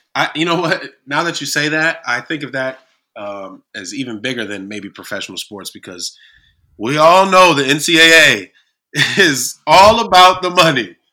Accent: Kalamazoo, Michigan, United States; here in my hometown of Kalamazoo

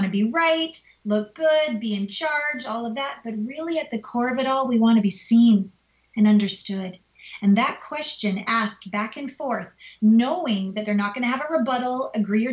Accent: Canada; now in United States; Canada, my home country

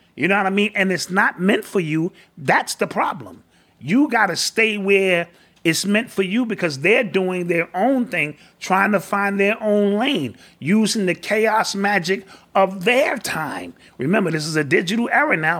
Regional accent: New York City, New York, United States; growing up in the Bronx

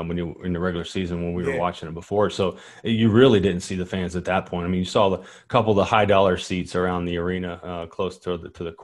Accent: Kentucky, United States; I'm from Kentucky, state of Kentucky

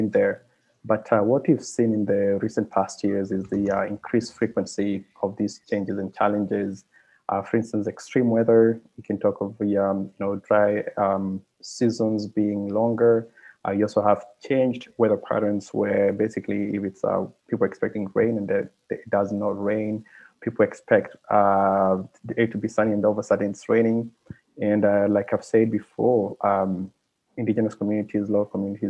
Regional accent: Kenya; now in Montreal, Canada; I come from Kenya.

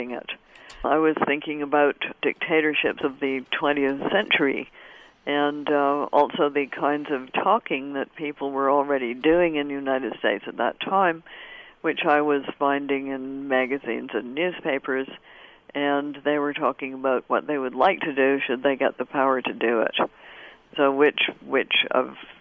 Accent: Canada

